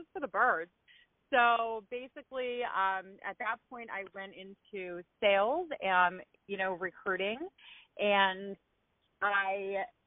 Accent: New Jersey, United States; moved away as an adult; also born or lived in Baltimore, Maryland / California; I grew up in South Jersey, right outside of the Philadelphia area

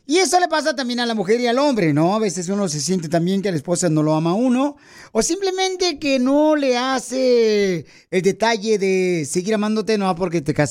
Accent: Puebla, Mexico; now in Los Angeles, United States; Porque aquí venimos de Puebla, Miguel, a Los Ángeles, Estados Unidos.

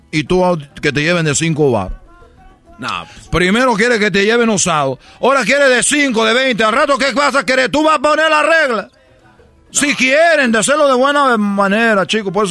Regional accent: Cuba; soy de Cuba. No comemos nada

